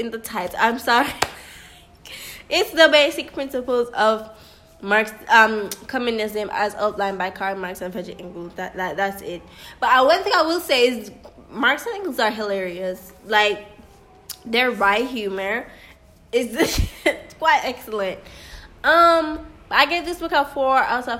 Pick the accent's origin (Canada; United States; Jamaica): Jamaica; as a Jamaican